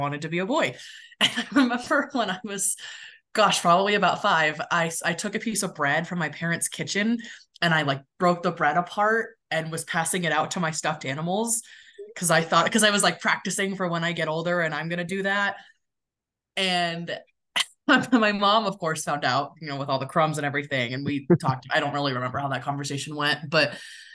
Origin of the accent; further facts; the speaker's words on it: California, United States; also born or lived in Midwest; now in Denver, United States; I grew up in California